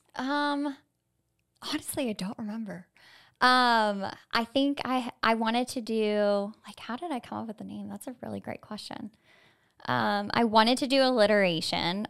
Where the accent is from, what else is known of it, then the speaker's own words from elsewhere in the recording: Florida, United States; I myself am a native Floridian